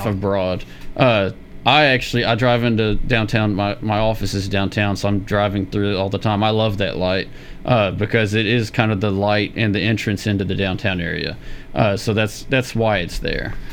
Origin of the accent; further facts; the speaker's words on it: Murfreesboro, Tennessee, United States; born and raised in Murfreesboro